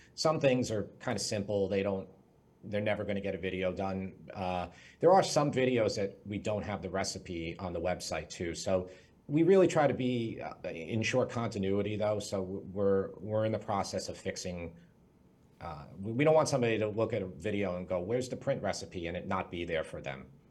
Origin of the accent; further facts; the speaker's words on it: Long Island, New York, United States; I'm from Long Island, New York. That's where I currently live.